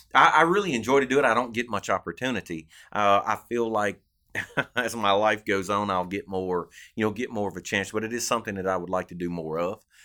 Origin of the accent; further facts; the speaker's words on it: Arkansas, United States; now in Louisiana, United States; growing up in Arkansas